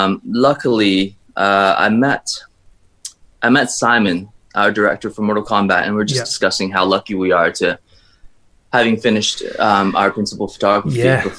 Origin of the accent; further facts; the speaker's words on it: China; born there; So for myself, I was born in China, but I've been raised almost all around the world.